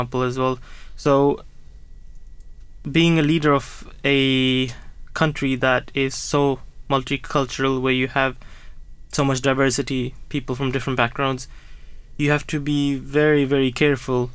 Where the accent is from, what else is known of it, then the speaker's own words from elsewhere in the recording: Norway; moved away as an adult; now in Gillingham, United Kingdom; I was born in Norway and I grew up there, and then I came here, moved here, started working here as an imam